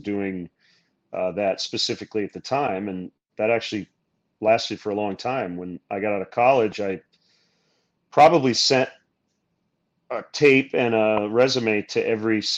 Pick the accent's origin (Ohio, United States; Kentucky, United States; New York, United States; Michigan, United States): Michigan, United States; Growing up in Michigan, the Tigers were the home team